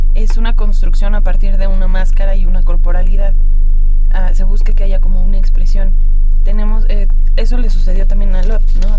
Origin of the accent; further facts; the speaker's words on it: Mexico; nosotros como mexicanos